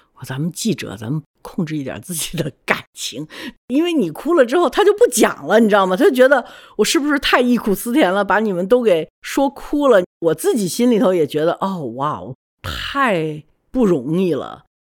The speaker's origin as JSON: {"language": "Chinese", "country": "China", "also_born_or_lived": "United States", "said": "对我作为一个中国人来讲呢，震撼特别特别大"}